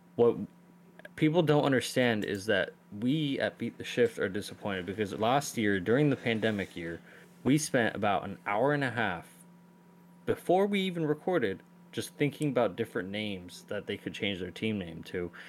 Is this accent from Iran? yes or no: yes; Iran; my home country, Iran